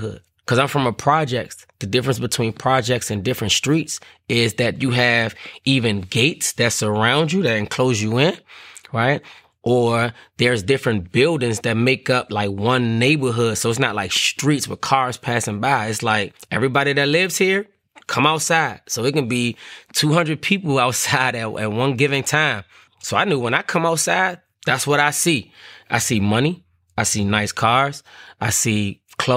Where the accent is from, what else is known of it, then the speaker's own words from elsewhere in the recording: Washington, District of Columbia, United States; growing up in Washington, D.C., the neighborhood, it was called Paradise